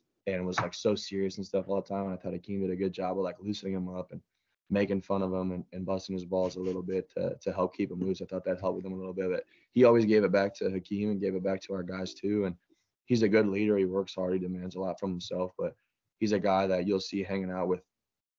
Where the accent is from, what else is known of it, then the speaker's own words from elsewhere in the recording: Gilbert, Arizona, United States; where him and I grew up in Gilbert, Arizona